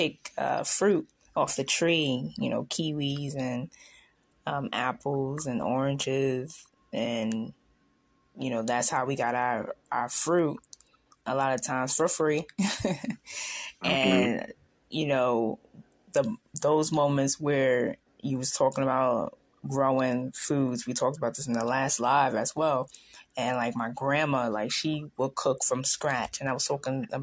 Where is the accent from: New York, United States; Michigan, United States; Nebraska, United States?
New York, United States; I'm younger than you, but, you know, and I'm from New York.